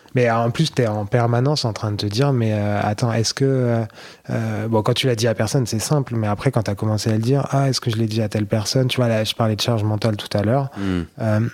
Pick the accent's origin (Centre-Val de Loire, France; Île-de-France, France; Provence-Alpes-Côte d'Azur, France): Centre-Val de Loire, France; Blois; accent: accent de Blois; moved away as an adult; now in Paris, France; j'ai grandi à Blois